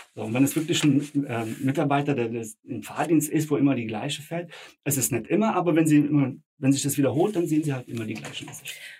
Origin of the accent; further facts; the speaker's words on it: Frankfurt am Main, Hesse, Germany; first language Bosnian; Ich bin hier geboren, aufgewachsen, hier zur Schule gegangen.